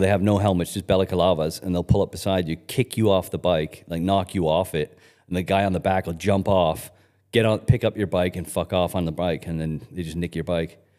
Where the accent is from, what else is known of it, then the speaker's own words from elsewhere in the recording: Canada; also born or lived in United Kingdom; when we first moved to Canada from, from the U K